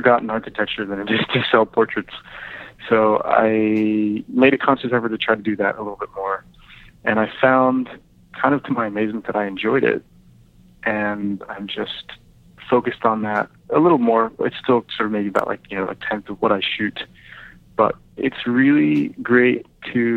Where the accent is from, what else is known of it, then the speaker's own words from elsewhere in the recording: Santa Fe, New Mexico, United States; I grew up in Santa Fe